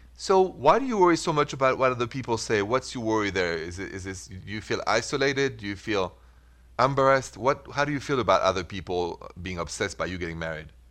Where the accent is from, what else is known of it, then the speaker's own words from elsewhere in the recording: Paris, Île-de-France, France; accent: French; English is a second language; also born or lived in Midwest, United States; now in United States; from my accent, I'm French, straight from Paris, even though I'm an American now, I'm proud of it. But the accent is French